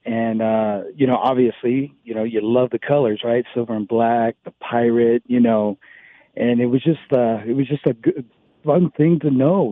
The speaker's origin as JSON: {"language": "English", "town": "San Francisco", "region": "California", "country": "United States", "tie": "born or raised there", "said": "growing up in San Francisco"}